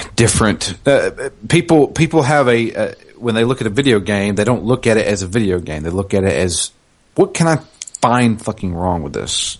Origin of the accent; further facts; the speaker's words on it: the South, United States; I am from the South. I can't help where I'm from